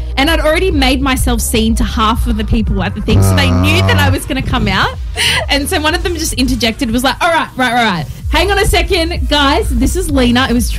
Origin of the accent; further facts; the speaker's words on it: Australia; I'm from Australia.